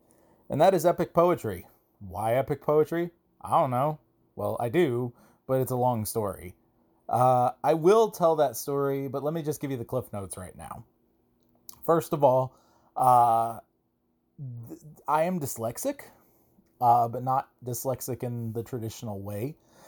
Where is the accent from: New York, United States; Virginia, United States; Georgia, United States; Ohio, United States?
Georgia, United States; now in Augusta, United States; I am from Georgia. I am from roughly north of Atlanta. I live in a different place now, though. I live in Augusta, Georgia, quite a distance away east.